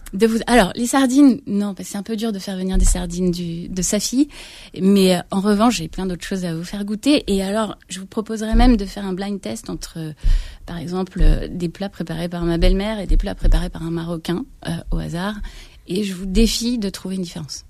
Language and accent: French; Créteil, Île-de-France, France; j'ai grandi à Créteil